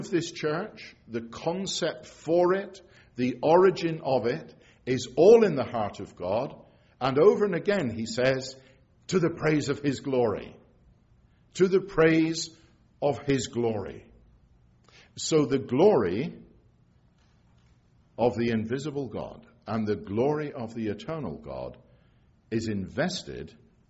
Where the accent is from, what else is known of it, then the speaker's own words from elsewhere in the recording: England, United Kingdom; now in Scotland, United Kingdom; I'm English, but I live in Scotland, have done for a lot of years now.